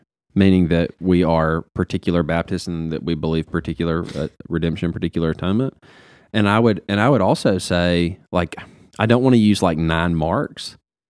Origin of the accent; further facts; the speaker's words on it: Grenada; I'm from Grenada, bro.